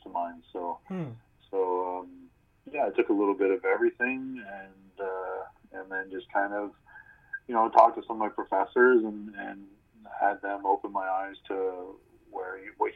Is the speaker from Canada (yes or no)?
yes; Nova Scotia, Canada; also born or lived in Ontario; I was born in Ontario, but I moved out there when I was really little. So okay. I say I'm from Nova Scotia